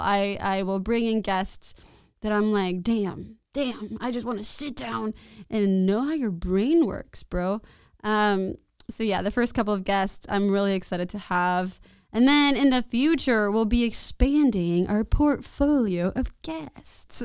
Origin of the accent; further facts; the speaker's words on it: Mexico City, Mexico; moved away as an adult; now in San Marcos, United States; I was born and raised there